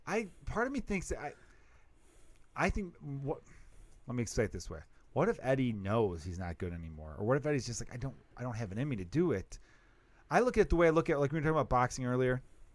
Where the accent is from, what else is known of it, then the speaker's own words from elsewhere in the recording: New Jersey, United States; I'm from Jersey.